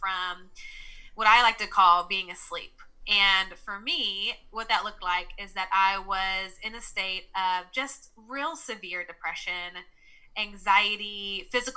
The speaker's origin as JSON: {"language": "English", "town": "Nashville", "region": "Tennessee", "country": "United States", "accent": "Southern", "said": "I'm from the South, so I'm from Nashville, Tennessee. So you'll hear me say y'all, and you'll hear my Southern accent."}